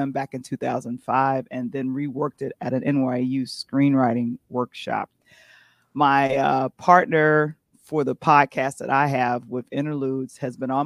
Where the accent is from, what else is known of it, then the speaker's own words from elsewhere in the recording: Chicago, Illinois, United States; from Chicago